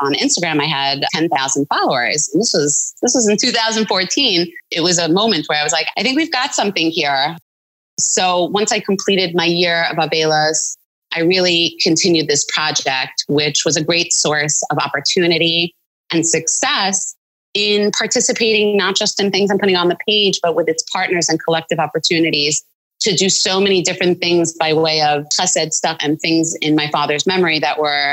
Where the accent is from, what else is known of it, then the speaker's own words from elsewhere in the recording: Highland Park, New Jersey, United States; now in New York, United States; I was born and raised in Highland Park, New Jersey